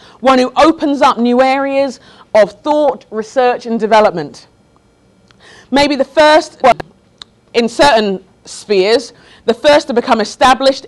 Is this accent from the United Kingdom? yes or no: yes; London, United Kingdom; moved away as an adult; also born or lived in Sheffield; I grew up in London, went to Sheffield for college